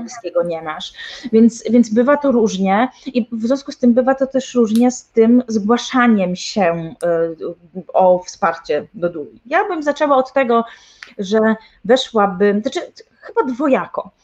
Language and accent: Polish; Tricity, Pomeranian Voivodeship, Poland; U nas w Trójmieście, ja jestem z Trójmiasta